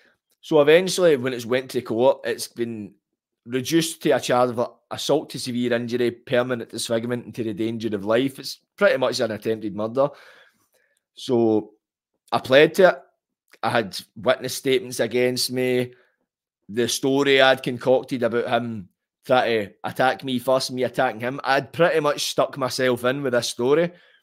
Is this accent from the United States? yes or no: no; Glasgow, Scotland, United Kingdom; born or raised there